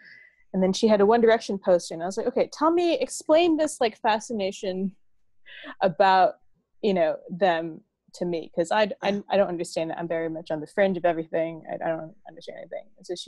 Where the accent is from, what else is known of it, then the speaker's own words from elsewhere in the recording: Bradford, Yorkshire and the Humber, United Kingdom; now in United States; And I was like, oh, I'm from Bradford.